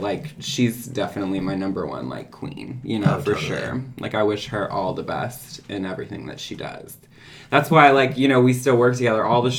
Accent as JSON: {"language": "English", "town": "New Orleans", "region": "Louisiana", "country": "United States", "tie": "born or raised there", "also_born_or_lived": "Brooklyn, New York", "moved": "yes", "said": "I'm from New Orleans."}